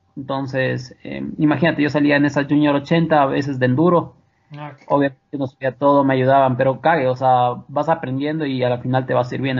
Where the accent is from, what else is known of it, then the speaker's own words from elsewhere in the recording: Ibarra, Imbabura, Ecuador; yo soy de Ibarra